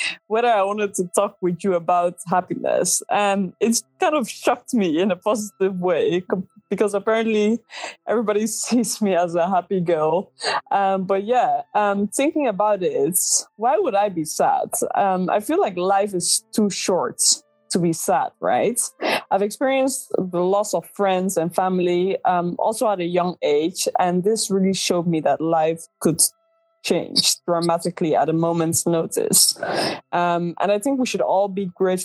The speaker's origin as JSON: {"language": "English", "country": "Netherlands", "tie": "born or raised there", "second_language": "English", "said": "I was born and raised in the Netherlands. So yes, English is not my native language."}